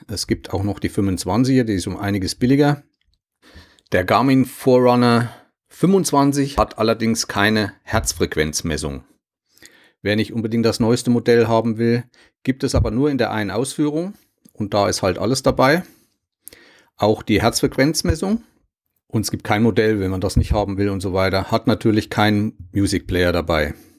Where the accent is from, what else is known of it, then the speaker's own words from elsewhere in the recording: Germany; als Deutsche